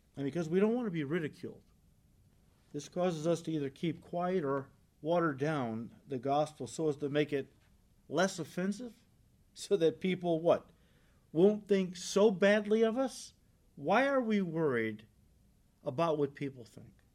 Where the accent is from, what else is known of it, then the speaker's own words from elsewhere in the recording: United States; as American Christians